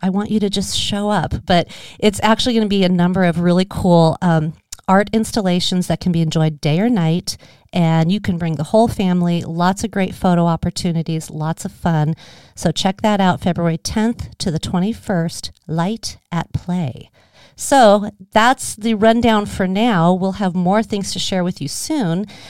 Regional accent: Scottsdale, Arizona, United States; I'm a Arizona native. I grew up in Scottsdale

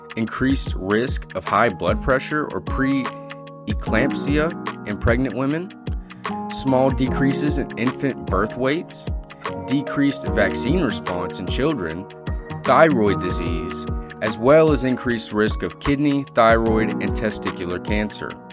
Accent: Tennessee, United States; my home state of Tennessee

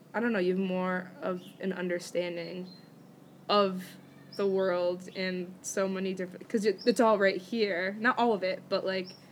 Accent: United States; I'm American

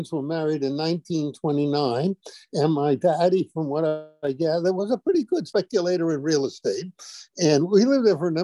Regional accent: Providence, Rhode Island, United States; moved away; also born or lived in New York City; growing up in a small, you know, fairly small town like Providence

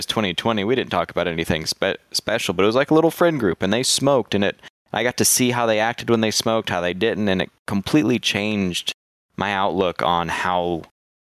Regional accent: Texas, United States; As a Texan

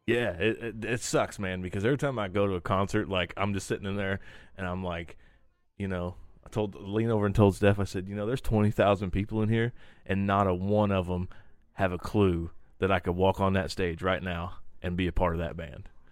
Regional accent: Terre Haute, Indiana, United States; my hometown of Terre Haute

